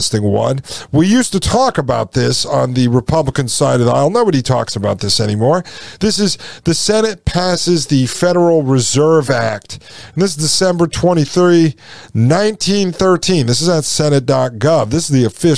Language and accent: English; New Haven, Connecticut, United States; I grew up in and around New Haven, Connecticut.